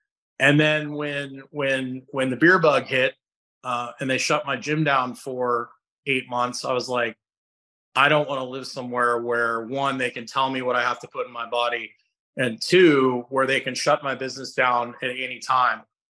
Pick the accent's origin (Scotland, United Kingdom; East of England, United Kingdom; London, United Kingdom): Scotland, United Kingdom; I went to Nicaragua And I spend so much time outside in the morning, and I'm Scottish.